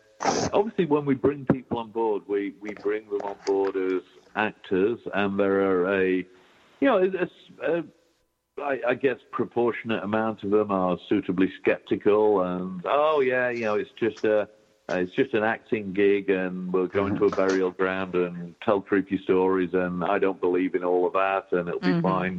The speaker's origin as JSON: {"language": "English", "country": "United Kingdom", "moved": "yes", "said": "as a Brit"}